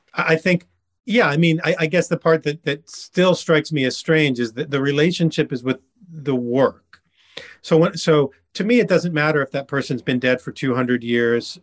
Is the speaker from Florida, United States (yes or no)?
yes; Miami, Florida, United States; now in Ridgewood, United States; I grew up in Miami